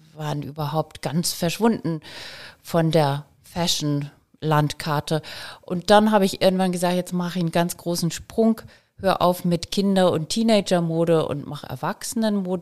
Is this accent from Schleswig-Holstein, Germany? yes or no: yes; Elmshorn, Schleswig-Holstein, Germany; also born or lived in Kiel; ich komm aus Emshorn